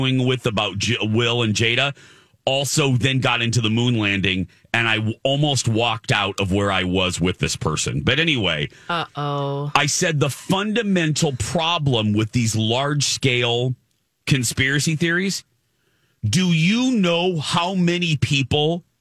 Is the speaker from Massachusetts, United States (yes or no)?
no; Indiana, United States; I was raised in Indiana